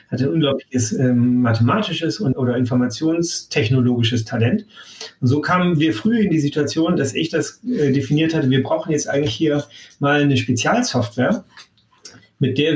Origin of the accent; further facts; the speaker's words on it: Damascus, Damascus Governorate, Syria; born there; Ja, äh, und ich bin in Damaskus geboren. Also wir sind da sehr unter, international